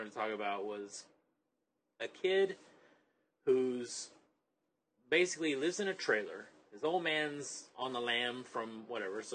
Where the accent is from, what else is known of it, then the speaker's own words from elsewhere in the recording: the South, United States; I grew up in the South